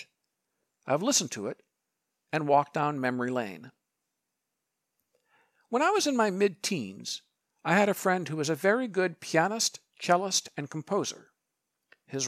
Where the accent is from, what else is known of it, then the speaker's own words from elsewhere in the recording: Ann Arbor, Michigan, United States; Hill Auditorium in Ann Arbor, Michigan, my hometown